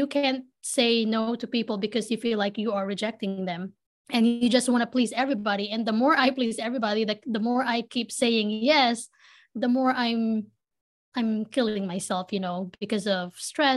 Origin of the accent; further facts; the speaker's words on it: Philippines; moved away; I was born and raised in the Philippines. I grew up in the city